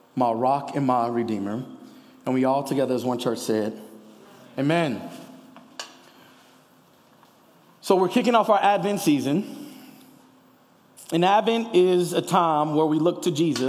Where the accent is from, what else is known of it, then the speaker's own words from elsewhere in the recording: Kansas City, United States; now in Denver, United States; I'm from Kansas City